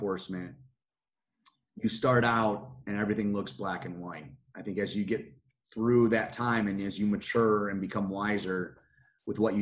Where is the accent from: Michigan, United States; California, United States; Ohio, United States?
Michigan, United States; just outside of Detroit; now in Pima County, Arizona, United States; Where I grew up was just outside of Detroit, Michigan.